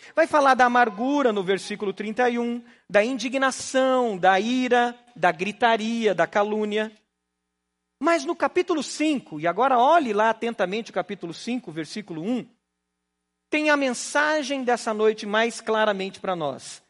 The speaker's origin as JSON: {"language": "Portuguese", "region": "Paraná", "country": "Brazil", "accent": "pé vermelho", "said": "Eu sou pé vermelho, então o pé vermelho tem um pouco de mineireza aí"}